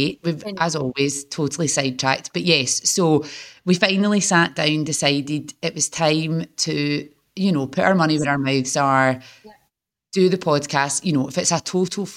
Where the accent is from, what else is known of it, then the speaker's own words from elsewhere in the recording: Glasgow, Scotland, United Kingdom; moved away as an adult; now in Manchester, United Kingdom; I'm from Glasgow